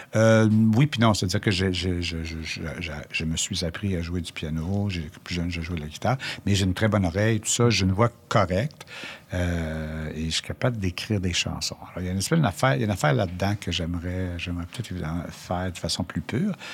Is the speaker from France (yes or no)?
no; Quebec, Canada; chez nous, au Québec